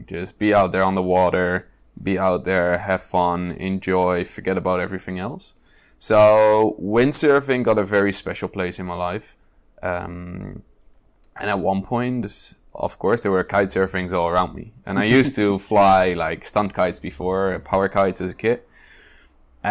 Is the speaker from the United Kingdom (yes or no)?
no; Netherlands; it is a 200-kilometer drive from my hometown